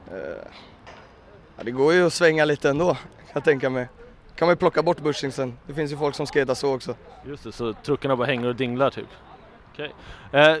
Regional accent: Stockholm, Stockholm County, Sweden

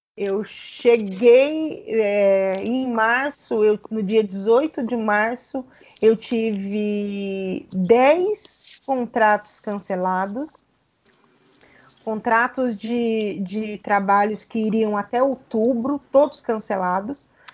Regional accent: Paraná, Brazil; Eu sou paranaense

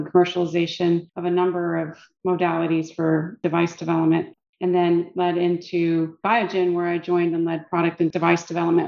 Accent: Midwest, United States; moved away; I come from the Midwest

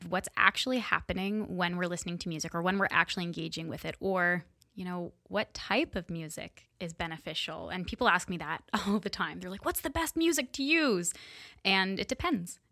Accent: Kingston, Ontario, Canada; I'm from Kingston. Well, not born and raised, but been here since I was about eight

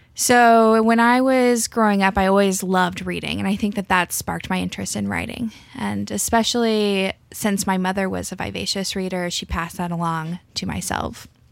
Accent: Alabama, United States; I grew up in Alabama

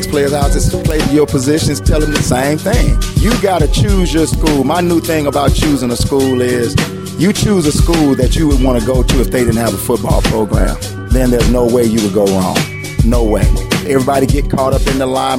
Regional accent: Tuscaloosa, Alabama, United States; moved away as an adult; now in Chicago, United States; I'm from Tuscaloosa, Alabama. Played in Northside High School.

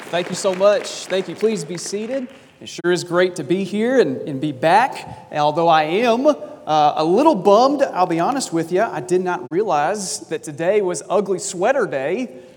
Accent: South Carolina, United States; moved away; also born or lived in California; I grew up in South Carolina

